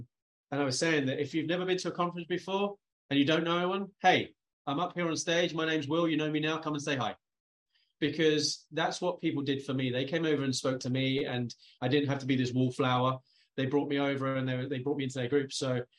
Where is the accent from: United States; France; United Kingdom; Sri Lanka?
United Kingdom; It helped being the guy from the UK because my accent.